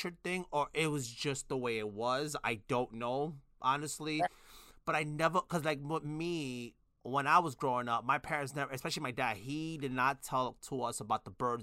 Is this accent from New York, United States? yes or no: yes; New York City, New York, United States; I'm originally from Brooklyn, New York. So I grew up, like, I was born in the 80s, but I was pretty much grew up in the 90s